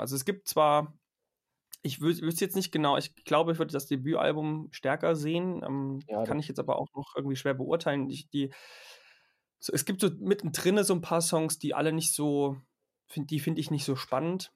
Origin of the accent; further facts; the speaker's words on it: Germany; als Deutscher.